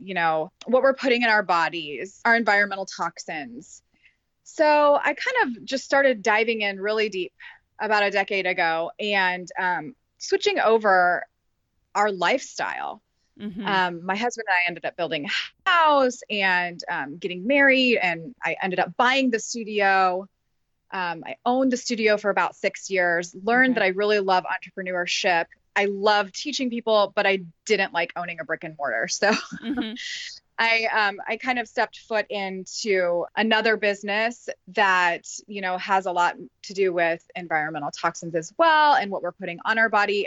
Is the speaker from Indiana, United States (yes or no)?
yes; Carmel, Indiana, United States; now in Noblesville, United States; My husband and I live in Noblesville, Indiana, and I grew up in Carmel